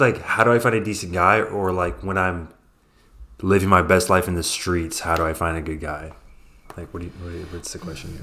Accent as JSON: {"language": "English", "town": "Oakland", "region": "California", "country": "United States", "tie": "born or raised there", "said": "I grew up in Oakland, which is right across the water."}